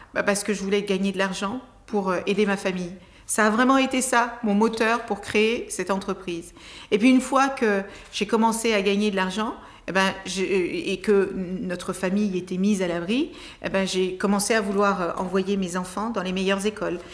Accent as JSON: {"language": "French", "country": "Cape Verde", "tie": "born or raised there", "also_born_or_lived": "Tarrafal, Cape Verde", "moved": "yes", "lives_now": "France", "said": "je suis née au Cap Vert"}